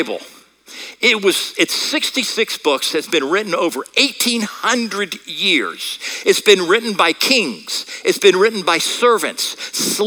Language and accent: English; United States; accent: American; I'm speaking American